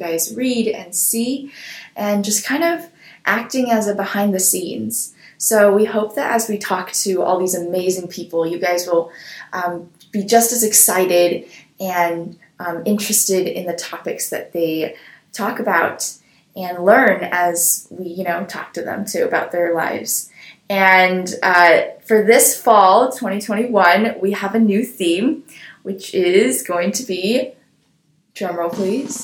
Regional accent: Seattle, Washington, United States; I'm from Seattle, Washington

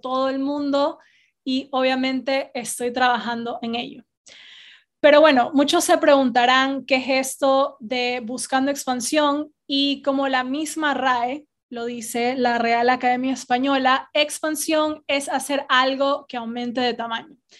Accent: Guayaquil, Guayas, Ecuador; moved away as an adult; also born or lived in England / Spain; now in United States; donde yo crecí, que es en Guayaquil

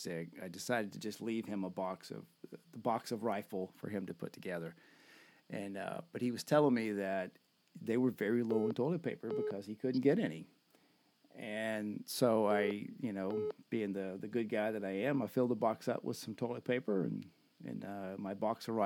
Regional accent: United States; We're American

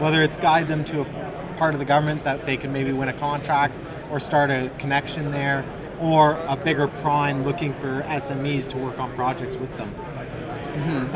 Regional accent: Ottawa, Ontario, Canada; also born or lived in Miami, Florida / New Brunswick; Born and raised in Ottawa, uh, okay. but spent some time in Miami, Florida, and uh, a little bit of time in New Brunswick too.

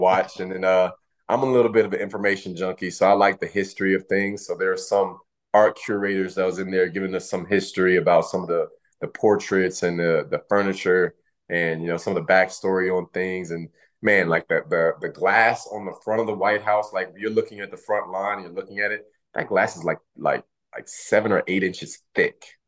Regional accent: Louisiana, United States; moved away as an adult; growing up in Louisiana

